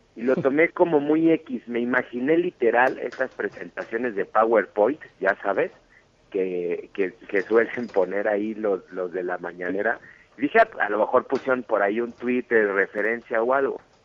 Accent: Mexico; soy, soy mexicano 100%

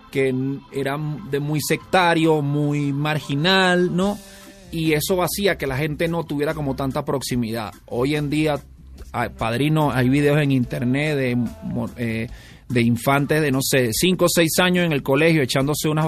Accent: Caracas, Capital District, Venezuela; now in Mexico City, Mexico; eres originario de Caracas, Venezuela. Sí, sí, de, una ciudad que convulsiona todos los días, igual que la Ciudad de México, con unas grandes semblanzas a esta ciudad. Creo que esa es la razón por la que habito aquí, porque me siento cómodo en las capitales agitadas

